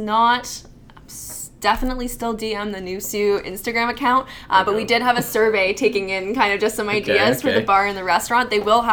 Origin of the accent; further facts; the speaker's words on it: North Bay, Ontario, Canada; I'm from North Bay